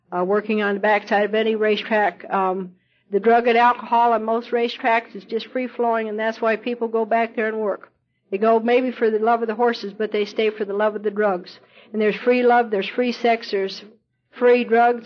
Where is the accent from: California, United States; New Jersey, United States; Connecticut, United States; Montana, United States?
Montana, United States; also born or lived in Idaho / Colorado; now in Louisville, United States; I was born in Idaho and I was raised in Montana. Lived on a cattle ranch and, and rode my horse to school when I was a kid.